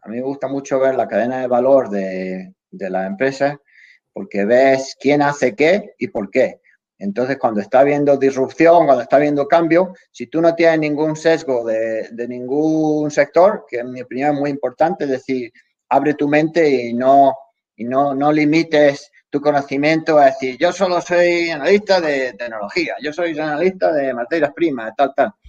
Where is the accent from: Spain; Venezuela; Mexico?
Spain; now in Los Angeles, United States; somos los españoles